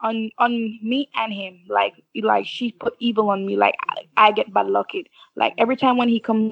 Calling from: Belize

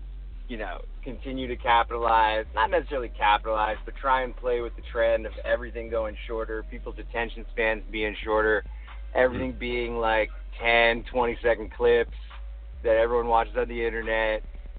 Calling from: Los Angeles, California, United States; Los Angeles.

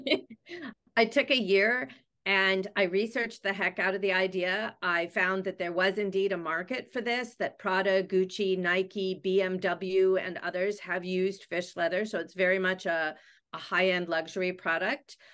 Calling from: Vancouver, British Columbia, Canada; I am calling in from Vancouver, British Columbia, Canada.

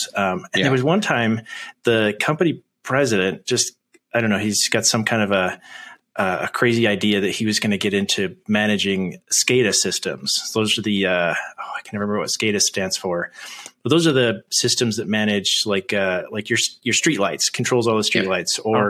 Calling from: Idaho, United States; So I am in Idaho in the United States.

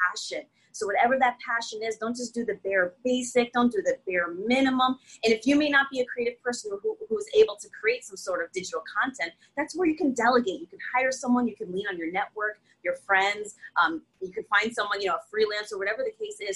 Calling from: Connecticut, United States; not only in my state, I'm coming in from Connecticut, but really across the U.S

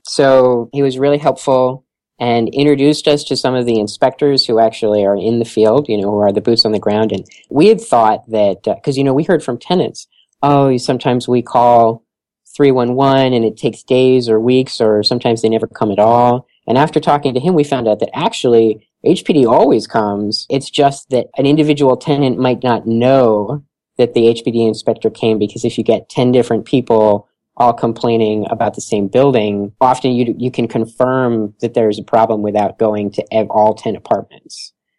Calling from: Philadelphia, Pennsylvania, United States; And here in Philadelphia, I'm calling from Philadelphia today

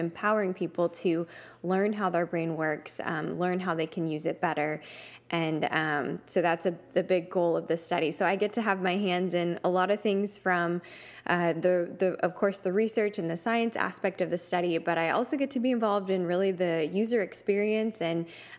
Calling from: Dallas, Texas, United States; So I'm tuning in from Dallas, Texas today.

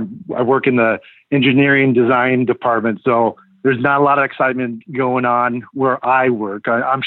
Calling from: Illinois, United States; I live in Illinois.

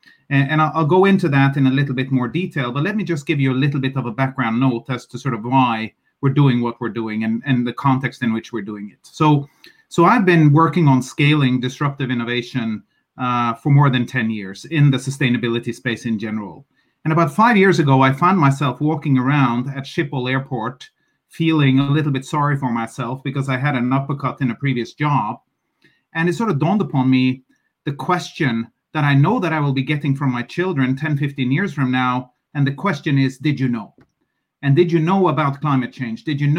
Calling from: Oslo, Norway; I'm calling you from Oslo, Norway

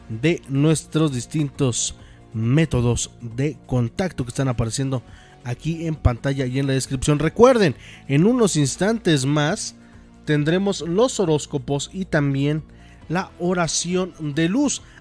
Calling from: Pachuca, Hidalgo, Mexico; De aquí, de Paseo de Chavarría.

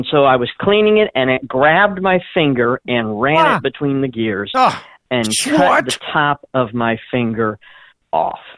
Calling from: Springport, Indiana, United States; I'm calling from Springport, Indiana.

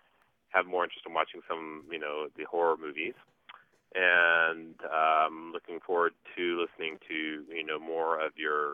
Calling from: Cincinnati, Ohio, United States; I'm calling from Cincinnati, Ohio.

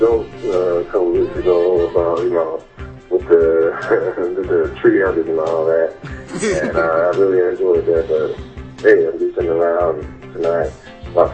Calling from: Milwaukee, Wisconsin, United States; I'm calling from Milwaukee

